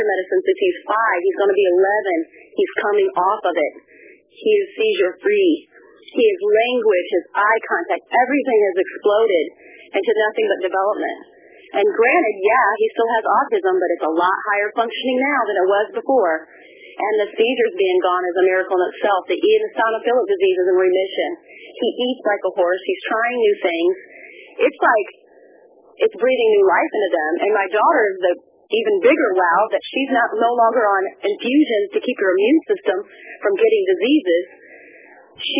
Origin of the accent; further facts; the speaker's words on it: Midwest, United States; I'm from the Midwest